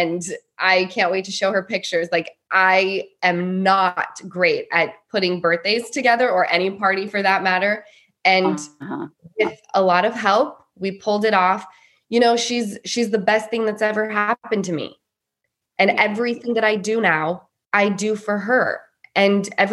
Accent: Salt Lake City, Utah, United States; I grew up in Salt Lake City, Utah

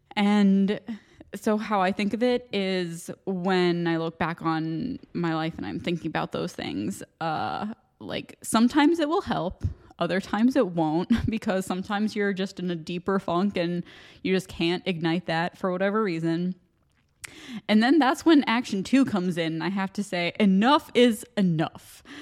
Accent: United States; accent: American; moved away as an adult; now in Ireland; my American accent

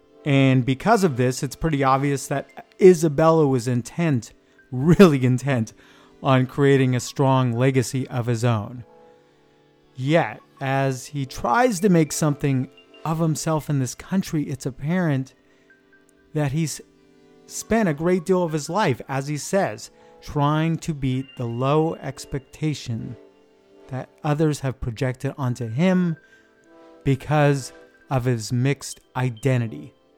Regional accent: United States; I'm an American.

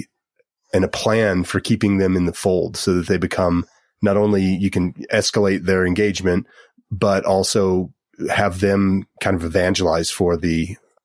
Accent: Gunnison, Colorado, United States; I grew up in Gunnison

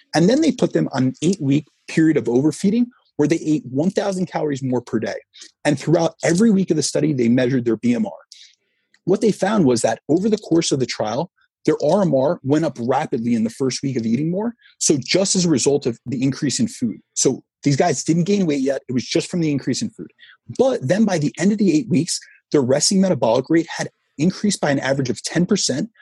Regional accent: New Jersey, United States; I grew up in New Jersey, so I'm right new, near New York

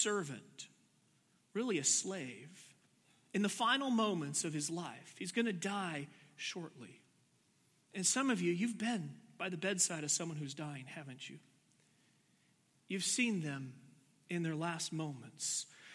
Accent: Washington, United States; I grew up in Washington

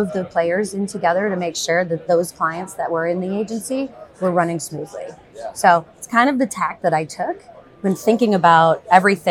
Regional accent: Detroit, Michigan, United States; I was born and raised in Detroit

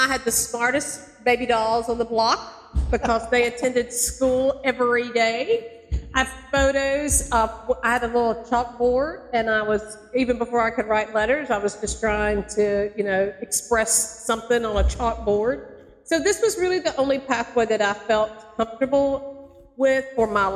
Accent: North Alabama, United States; also born or lived in Macon, Georgia; now in Valdosta, United States; I'm originally from Alabama, in North Alabama, and then I taught in Macon

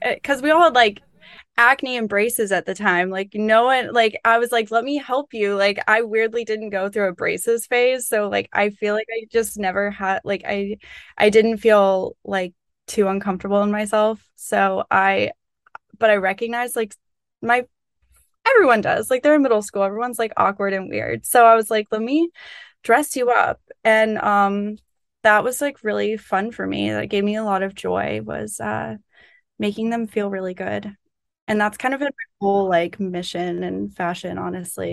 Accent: Florida Panhandle, United States; moved away as an adult; now in New York, United States; I'm from North Florida. I'm from the Panhandle

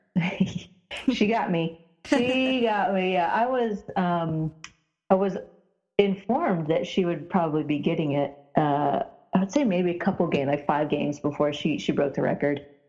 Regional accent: Indiana, United States; growing up in Indiana

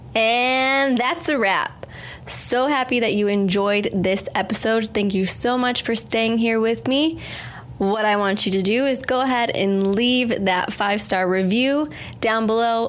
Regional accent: United States; I'm American

